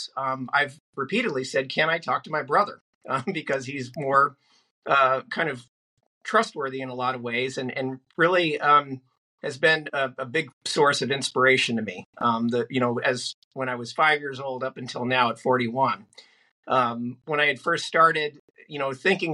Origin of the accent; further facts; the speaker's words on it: Northern California, United States; I grew up in Northern California.